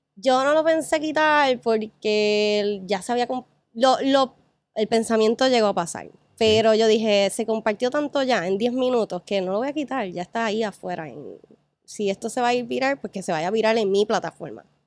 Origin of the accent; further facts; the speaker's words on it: Ponce, Puerto Rico; now in Isla Verde, Puerto Rico; Ya, ya yo dejé Ponce hace años, realmente. Llevo 12, 13 años fuera de Ponce